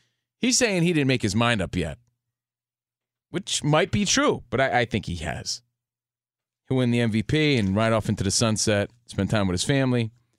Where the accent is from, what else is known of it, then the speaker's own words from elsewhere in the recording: Union, New Jersey, United States; Like, as a kid growing up on the East Coast, you know, from New Jersey, Union, New Jersey, watching the Yankees